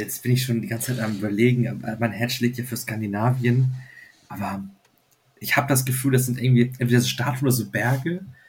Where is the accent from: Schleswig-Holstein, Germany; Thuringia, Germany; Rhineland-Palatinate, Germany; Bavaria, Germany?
Schleswig-Holstein, Germany; Flensburg; ich komme halt aus Flensburg und äh, wohne also direkt an der dänischen Grenze